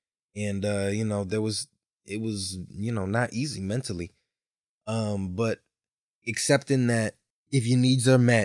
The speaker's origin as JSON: {"language": "English", "region": "Connecticut", "country": "United States", "tie": "born or raised there", "said": "I have received the warmest welcome here in Connecticut, in my hometown, and so there's nights that I remember where those have filled me, my memories of performing."}